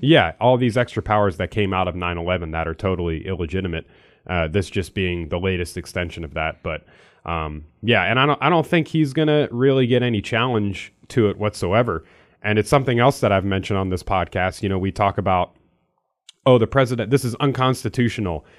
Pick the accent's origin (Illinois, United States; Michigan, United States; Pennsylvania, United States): Pennsylvania, United States; now in Missouri, United States; I'm from Pennsylvania, I don't live there anymore